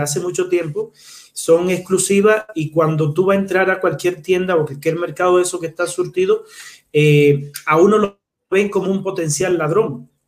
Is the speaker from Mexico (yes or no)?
no; Cuba; moved away as an adult; now in Chile; yo soy cubano, pero residente en Chile hace seis